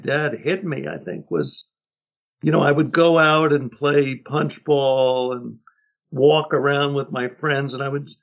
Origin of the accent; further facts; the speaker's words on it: New York City, New York, United States; now in Woodstock, United States; I grew up in Manhattan in a housing project